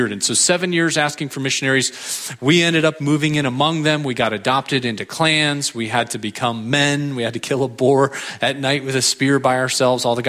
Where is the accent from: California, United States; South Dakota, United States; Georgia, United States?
California, United States; San Diego; also born or lived in Europe; I am from San Diego, California. Went to college there, met my wife there